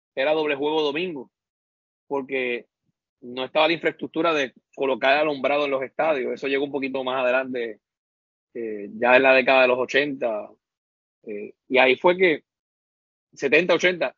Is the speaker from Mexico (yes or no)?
no; Maunabo, Puerto Rico; me fui a trabajar de nuevo a Maunago, a mi pueblo